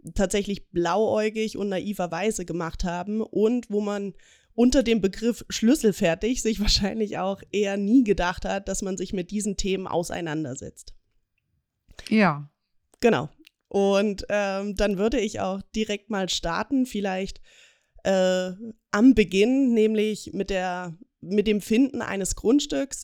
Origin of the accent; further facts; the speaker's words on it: Ilmenau, Thuringia, Germany; moved away as an adult; now in Augsburg, Germany; komme gebürtig aus Thüringen, aus dem schönen Ilmenau und wohne aber jetzt seit zwei Jahren mit meiner Familie zusammen in Augsburg